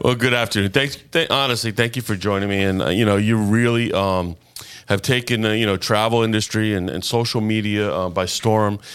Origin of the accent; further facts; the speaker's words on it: Boca Raton, Florida, United States; not only am I a native Floridian, I've been in Boca since four years old.